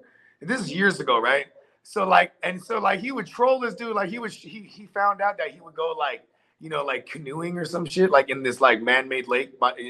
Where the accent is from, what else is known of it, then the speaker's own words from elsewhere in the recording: Philadelphia, Pennsylvania, United States; Right, I'm from Philly.